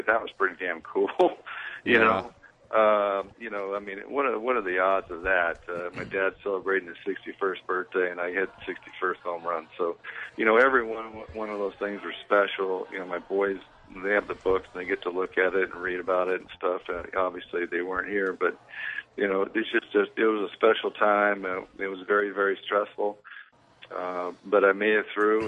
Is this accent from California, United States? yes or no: yes; California, United States; I was born and raised in California